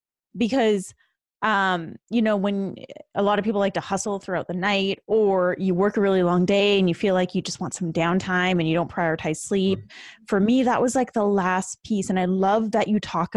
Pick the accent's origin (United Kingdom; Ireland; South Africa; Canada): Canada; now in Los Angeles, United States; I'm originally from Canada. Okay. But I moved to LA.